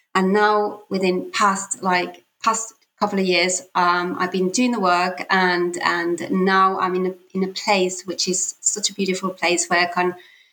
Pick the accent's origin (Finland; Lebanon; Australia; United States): Finland; Southern Finland; moved away as an adult; also born or lived in Paris, France / England; I'm from Finland. I was born and raised in a small town here in southern Finland, which is in northern Europe.